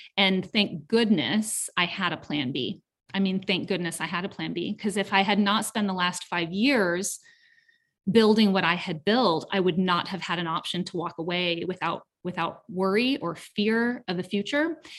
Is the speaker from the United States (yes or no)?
yes; Southern California, United States; now in Canton, Georgia, United States; I'm originally from Southern California